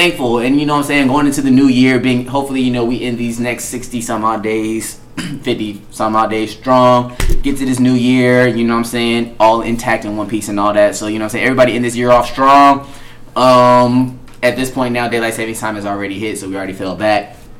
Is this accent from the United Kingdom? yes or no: no; Long Beach, California, United States; It's gonna look like the Long Beach Ocean. Mm-hmm. Trust me, I know, I'm from Long Beach.